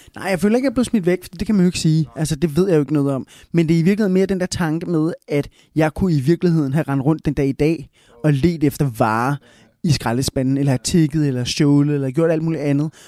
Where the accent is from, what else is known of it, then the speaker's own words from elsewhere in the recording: Smørum, Capital Region of Denmark, Denmark; accent: Copenhagen; first language Spanish; also born or lived in Bogotá, Colombia; now in Copenhagen, Denmark; jeg voksede op derude i Smørum